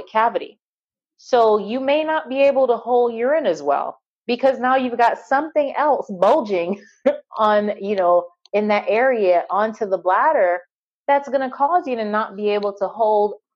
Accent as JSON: {"language": "English", "country": "Barbados", "tie": "born or raised there", "moved": "yes", "said": "I grew up on an island. I grew up in Barbados."}